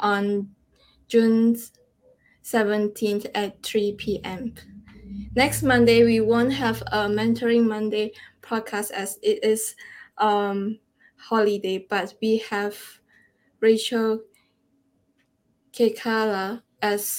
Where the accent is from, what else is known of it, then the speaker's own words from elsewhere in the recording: Malaysia; I'm from Malaysia